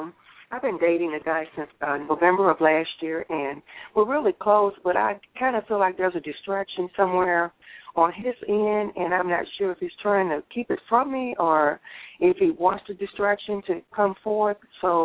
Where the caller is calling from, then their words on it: Missouri, United States; I'm calling from Missouri.